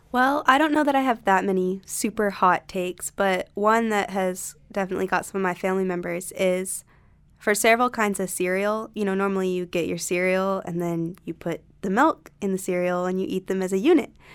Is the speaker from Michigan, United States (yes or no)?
no; Concord, North Carolina, United States; My hometown is Concord, North Carolina, which is also near Charlotte